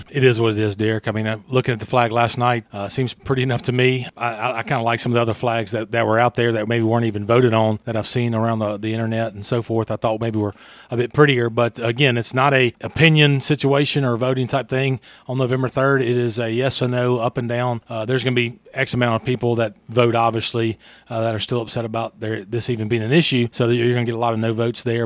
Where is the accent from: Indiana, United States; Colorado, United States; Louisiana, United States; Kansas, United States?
Louisiana, United States; moved away; I grew up in Louisiana.